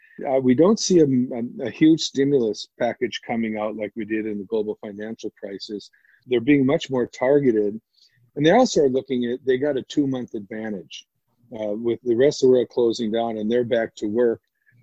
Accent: United States; now in Shanghai, China; I'm an American. I'm a patriotic American.

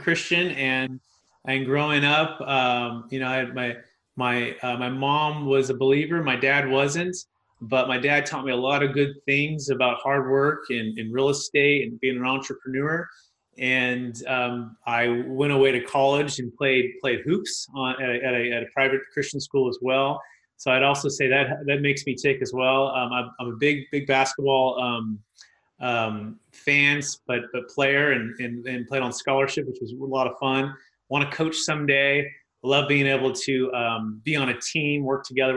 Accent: Fremont, California, United States; I grew up in the Bay Area, Mission, San Jose, Fremont area

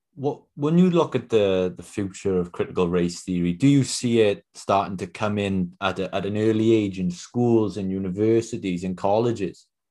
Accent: Wales, United Kingdom; I'm from Wales myself

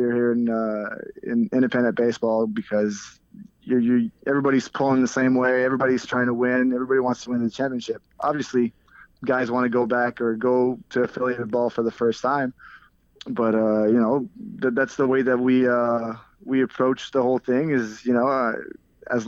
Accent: near Montreal, Quebec, Canada; I'm not from Quebec City, but I'm from close to Montreal

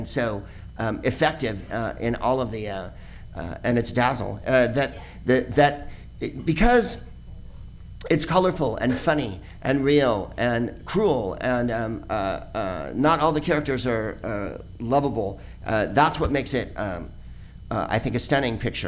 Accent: San Carlos, California, United States; I'm a white person, and I'm from San Carlos, the whitest place on earth

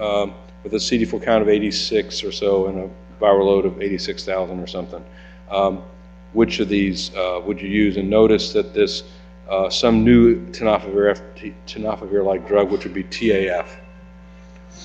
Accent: Alabama, United States; I'm from Alabama

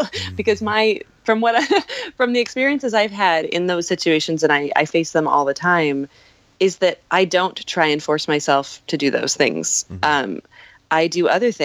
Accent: Montana, United States; also born or lived in Escondido, California; now in New York, United States; I was born in California but raised in Montana. And I came to New York from Montana.

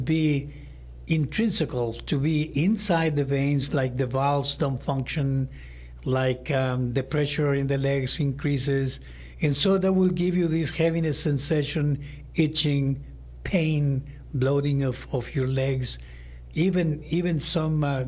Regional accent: Honduras; also born or lived in Chicago / Massachusetts; now in Houston, United States; I was born in Honduras

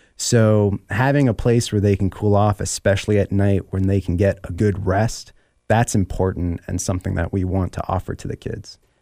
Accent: Miami, Florida, United States; I'm actually from Miami

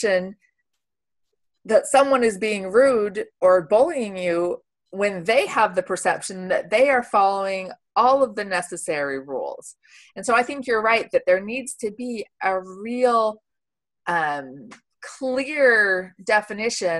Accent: United States; now in Switzerland; I'm American.

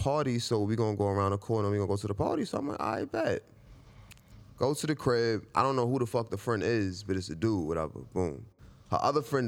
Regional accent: New York City, New York, United States; I'm from Queens

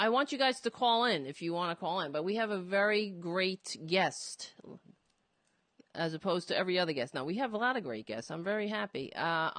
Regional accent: New York City, New York, United States; I was born in Brooklyn, and, it feels like home to me

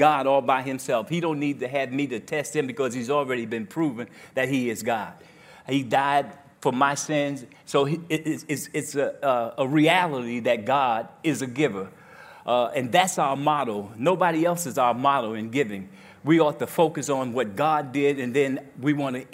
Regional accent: New Jersey, United States; now in Grand Rapids, United States; I'm from New Jersey

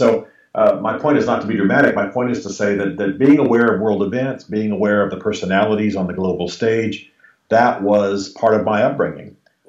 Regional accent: Berlin, Germany; also born or lived in Europe; I grew up largely in Europe. My father was an army officer and a military intelligence officer. So my most formative years were in Germany during the Cold War and in Berlin, particularly during the Cold War.

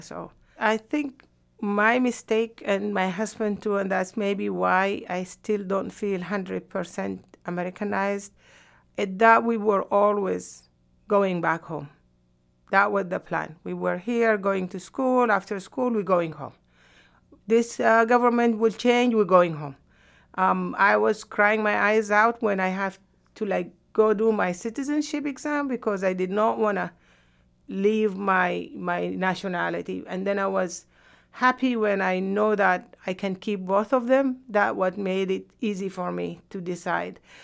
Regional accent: Sudan; moved away as an adult; also born or lived in Yemen; now in United States

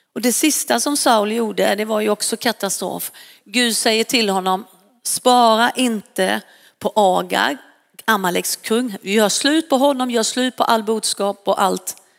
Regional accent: Varberg, Halland County, Sweden; now in Stockholm, Sweden; jag kommer ju från västkusten och jag flyttade från Varberg och hit upp till, eh, till Stockholm

